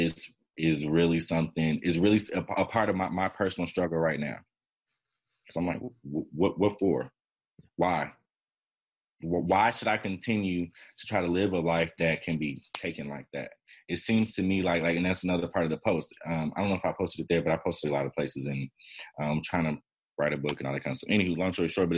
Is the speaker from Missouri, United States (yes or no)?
no; Chicago, Illinois, United States; also born or lived in Miami, Florida